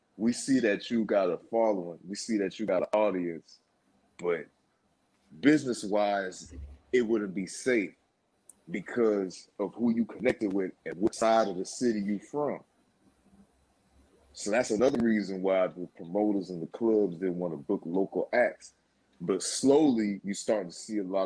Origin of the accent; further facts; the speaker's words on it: Spring Valley, California, United States; I'm from East County. I grew up in Spring Valley, California. I'm a Valley boy.